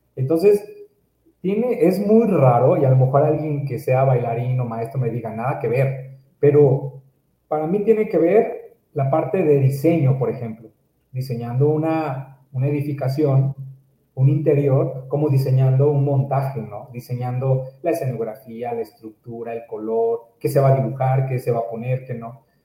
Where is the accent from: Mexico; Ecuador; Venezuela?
Mexico; Córdoba, Veracruz; moved away as an adult; now in Mexico City, Mexico; yo nací en la, en la ciudad de Córdoba, Veracruz. Eh, es una ciudad de la región de las altas montañas, allá en, el estado de Veracruz. Y bueno, este, viví durante varios años ahí, bueno, 27 años.